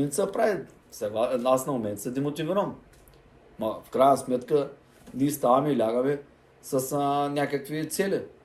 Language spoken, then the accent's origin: Bulgarian; Bulgaria; националист съм, червата си, българ съм, българ съм